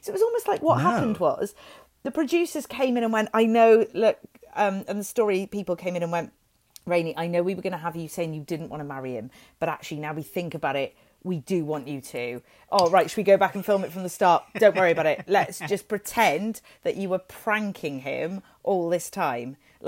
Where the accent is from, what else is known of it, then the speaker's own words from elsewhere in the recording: Welsh, Wales, United Kingdom; I am Welsh